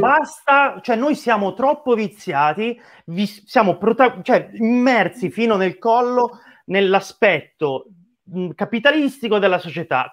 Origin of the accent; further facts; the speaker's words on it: Tuscany, Italy; sono toscano